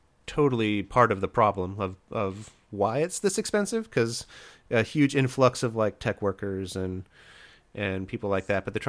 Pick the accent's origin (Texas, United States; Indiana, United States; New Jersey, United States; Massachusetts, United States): Indiana, United States; now in California, United States; And so I come from Indiana, where housing prices are super cheap, and I moved to a place where housing prices are, I think at this point, it's the most expensive in the country.